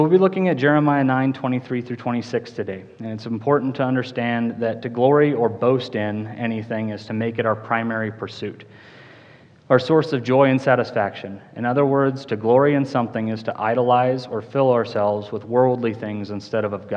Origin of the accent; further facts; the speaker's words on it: Cheyenne, Wyoming, United States; I grew up in Cheyenne, Wyoming, graduated from Central High School in 2005